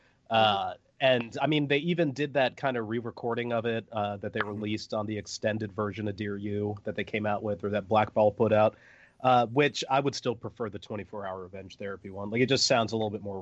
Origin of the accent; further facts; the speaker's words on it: Virginia Beach, Virginia, United States; now in Norfolk, United States; I grew up in Virginia Beach. I live in Norfolk now